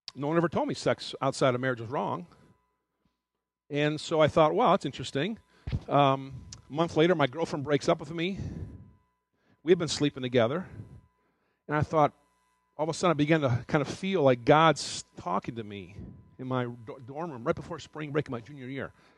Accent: Detroit, Michigan, United States; moved away as an adult; also born or lived in Athens, Ohio; from Detroit, my hometown

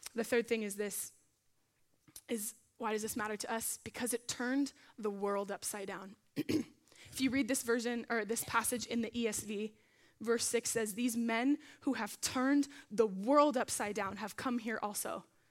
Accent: Arizona, United States; now in Simi Valley, United States; I'm from Arizona

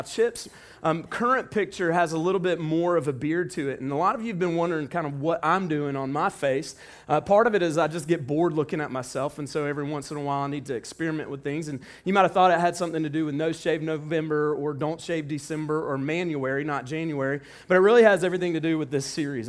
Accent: the South, United States; we're from the South

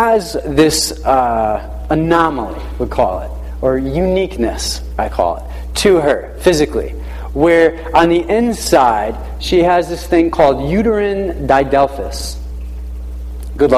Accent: New London, Connecticut, United States; I was born in New London, Lawrence Memorial Hospital

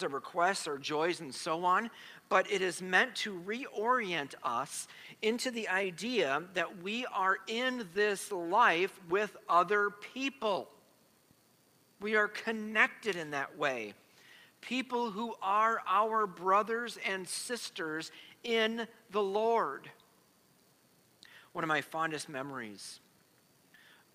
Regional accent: United States; As American Christians

